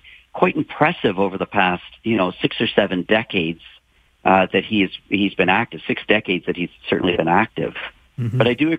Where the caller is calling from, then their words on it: Ontario, Canada; I'm calling you from Ontario.